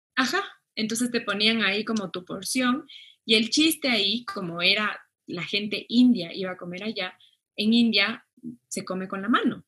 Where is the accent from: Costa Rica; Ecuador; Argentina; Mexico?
Ecuador; todos los que vivimos en Ecuador somos ecuatorianos y ecuatorianas